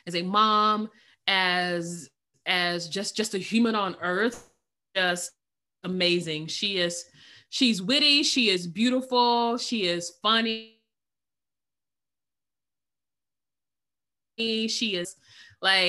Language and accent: English; Alabama, United States; now in Florida, United States; I'm originally from Alabama. I live in Florida now.